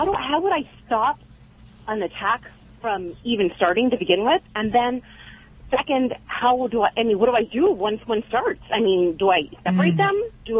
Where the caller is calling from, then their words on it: Biola, California, United States; also born or lived in Fresno, California; I'm calling from Biola, Biola, California.